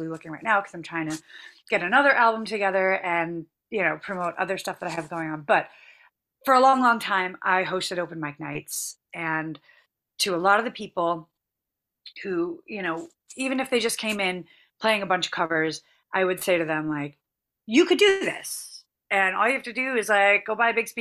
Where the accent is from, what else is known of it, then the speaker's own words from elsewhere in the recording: Boston, Massachusetts, United States; I'm from Boston